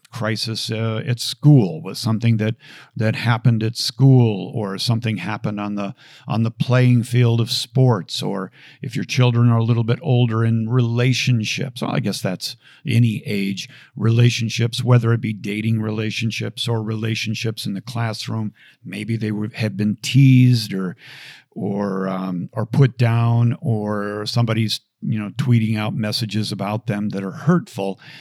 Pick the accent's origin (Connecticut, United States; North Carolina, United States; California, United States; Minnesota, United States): Minnesota, United States; Bloomington; growing up in Bloomington, Minnesota